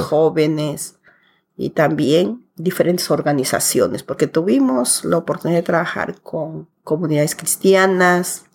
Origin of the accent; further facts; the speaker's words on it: Pucallpa, Ucayali, Peru; also born or lived in Curimaná, Peru; yo nací en un pueblo que se llama Curimaná, que ahora ya es un distrito que está en pleno desarrollo que está ubicada en la provincia de Padre Abad y a 92 kilómetros de la ciudad de Pucallpa, donde yo vivo. Allí crecí hasta los 11 años